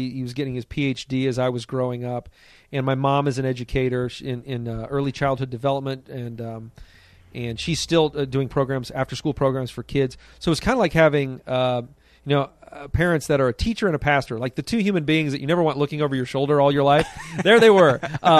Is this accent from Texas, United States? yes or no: no; Columbus, Ohio, United States; also born or lived in Anderson, Indiana; I actually ended up going to school there in Indiana, but grew up most of my childhood in Columbus, Ohio.